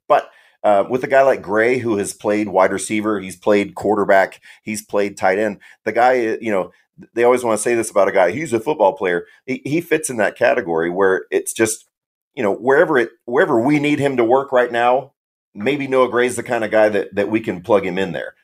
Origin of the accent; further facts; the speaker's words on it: Kansas City, Missouri, United States; moved away; I grew up in Kansas City